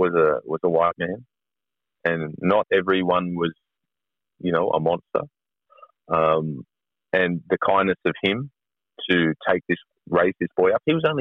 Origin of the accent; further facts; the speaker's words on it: Australia; if you believe in contemporary values of being Australian, of mateship and the fair go, well, this isn't the fair go for us, you know, and it's not been a lucky country for us.